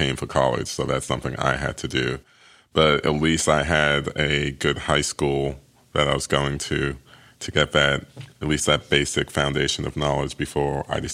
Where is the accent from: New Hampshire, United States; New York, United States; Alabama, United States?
New York, United States; New York City; now in Atlanta, United States; I'm also from Queens, but I was from Queens before he was from Queens. When I left Queens to move to Atlanta